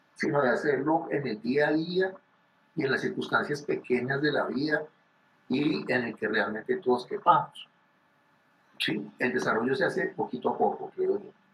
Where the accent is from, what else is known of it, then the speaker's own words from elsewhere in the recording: Colombia; a nosotros particularmente como colombianos